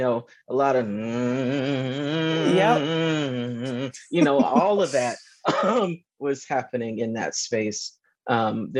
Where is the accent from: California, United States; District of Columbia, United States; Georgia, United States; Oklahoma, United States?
Georgia, United States; moved away as an adult; also born or lived in New York / Durham, North Carolina; I'm a Southerner. I grew up in Georgia.